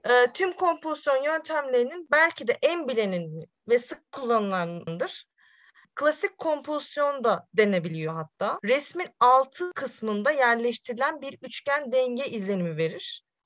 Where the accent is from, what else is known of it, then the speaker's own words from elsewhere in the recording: Sivas Province, Turkey; now in Konya, Turkey; 1995 Sivas doğumluyum